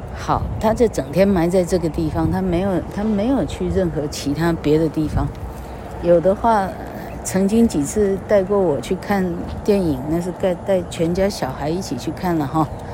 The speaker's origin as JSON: {"language": "Chinese", "town": "Changhua", "region": "Changhua County", "country": "Taiwan", "tie": "born or raised there", "said": "到彰化女中有没有演讲比赛啊？ suppose是有的。 哎呀，因为我到彰女还当 动员乐会的主席嘞"}